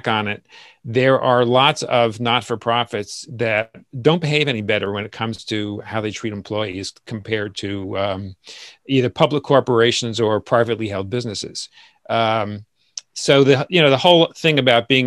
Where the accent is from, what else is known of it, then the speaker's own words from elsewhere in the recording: Asbury Park, New Jersey, United States; now in New York City, United States; Born and raised in Asbury Park, New Jersey